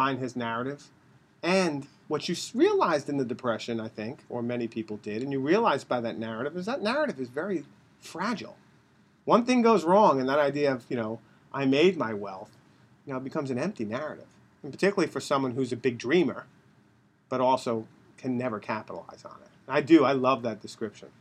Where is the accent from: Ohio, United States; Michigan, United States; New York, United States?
New York, United States; Rockville Centre; I was born in Rockville Center, Long Island